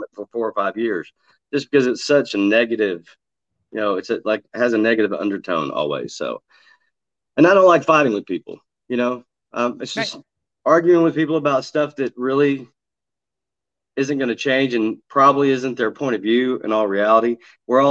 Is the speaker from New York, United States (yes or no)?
no; Texas, United States; also born or lived in Georgia; I'm a Texan. I live in Dallas, Texas, actually.